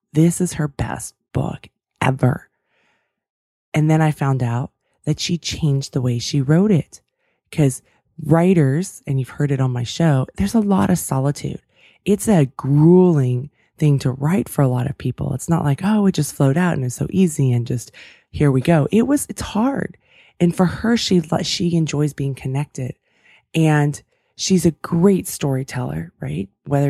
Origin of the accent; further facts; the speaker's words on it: California, United States; I grew up outside of San Francisco in the 49ers.